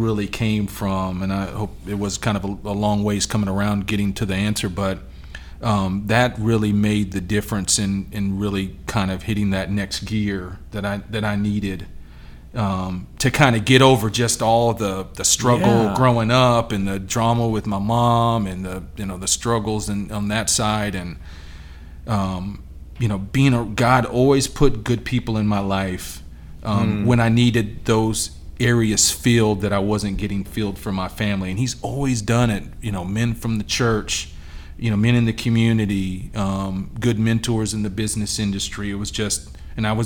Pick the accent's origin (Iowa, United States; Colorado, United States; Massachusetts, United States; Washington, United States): Washington, United States; Yakima; also born or lived in South Carolina; now in Charlotte, United States; I'm originally from out in the Pacific Northwest.